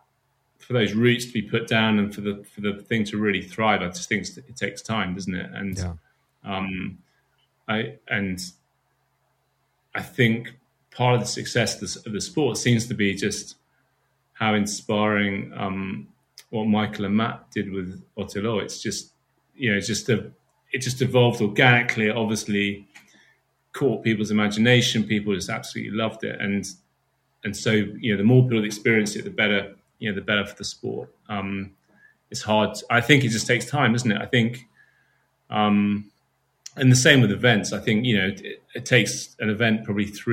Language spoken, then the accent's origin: English; United Kingdom; being a Brit